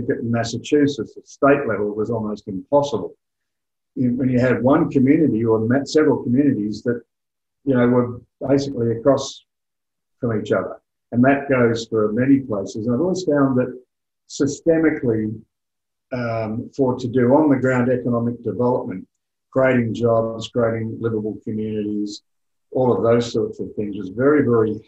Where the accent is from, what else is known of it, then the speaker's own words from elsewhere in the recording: Australia; also born or lived in United Kingdom; having lived for 10 years in the United Kingdom, and obviously I'm Australian